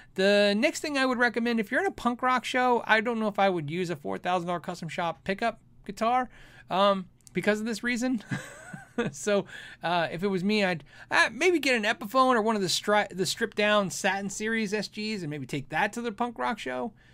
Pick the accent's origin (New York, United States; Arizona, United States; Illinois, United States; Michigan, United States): Arizona, United States; Tucson; now in Phoenix, United States; I grew up in Tucson, Arizona, my home growing up, we only had a swamp cooler. We didn't have A C. I live in Phoenix now.